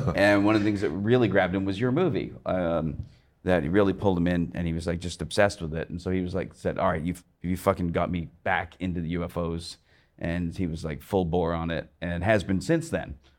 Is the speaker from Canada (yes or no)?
yes; Canada; I grew up watching Python from like the age of six, I think. Uh, in Canada